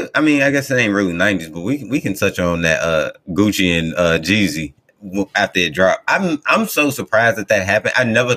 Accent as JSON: {"language": "English", "town": "Chicago", "region": "Illinois", "country": "United States", "tie": "born or raised there", "said": "I'm from Chicago."}